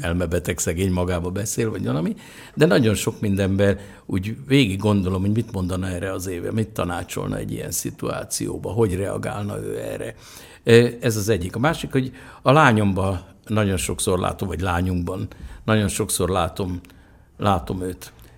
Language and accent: Hungarian; Budapest, Hungary; mi egy nagy bérházba laktunk, az Izabella és az Aradi utca sarkán, egy négy emeletes bérházba